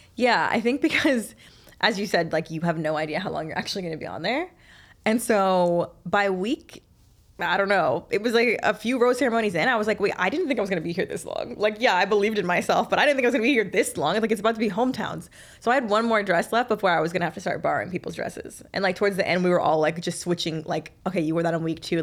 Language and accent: English; the South, United States; I'm from the South